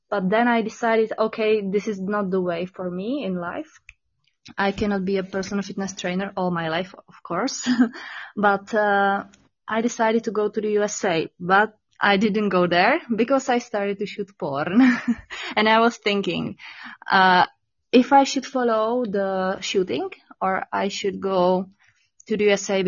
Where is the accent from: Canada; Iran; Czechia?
Czechia; English is a second language; also born or lived in Prague; Yeah, I was born in Czech by the mountains. So I'm basically a mountain girl, but right now I'm living in the capital city of Czech Republic in Prague.